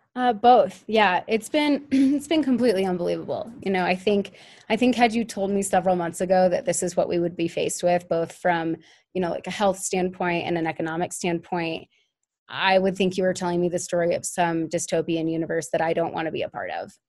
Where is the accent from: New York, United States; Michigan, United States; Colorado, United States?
Colorado, United States; Denver; moved away as an adult; also born or lived in Oregon / Cambodia; I'm from Denver originally